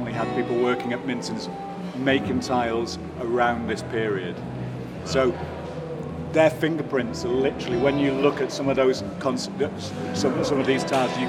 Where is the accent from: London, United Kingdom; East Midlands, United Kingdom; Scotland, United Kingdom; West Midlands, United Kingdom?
West Midlands, United Kingdom; Stoke-on-Trent; my hometown, Stoke-on-Trent